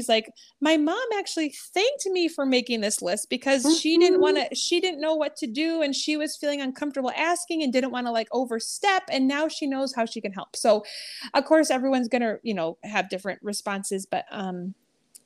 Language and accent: English; New England, United States; moved away; I'm actually originally from New England area